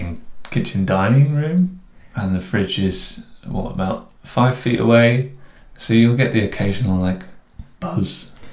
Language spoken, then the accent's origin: English; East Midlands, United Kingdom; accent: posh; I grew up in the Midlands, outside of Nottingham, near Mansfield. Not that you can really hear that in my accent.